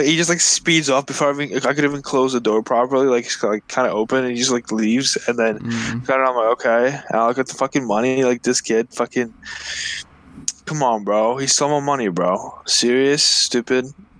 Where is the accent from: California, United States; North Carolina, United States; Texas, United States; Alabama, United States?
Alabama, United States; No, I'm from Alabama. I'm from Alabama.